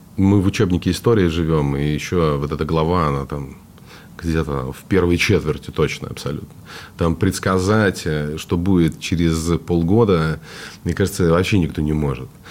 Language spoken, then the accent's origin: Russian; Vladivostok, Primorsky Krai, Russia; moved away; also born or lived in United States; я же из Владивостока